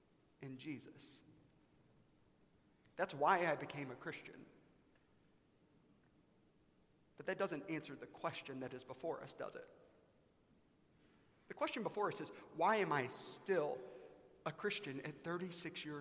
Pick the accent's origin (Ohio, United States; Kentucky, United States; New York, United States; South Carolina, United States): South Carolina, United States; now in Dallas, United States; I grew up in the United States of America in South Carolina in the early 1990s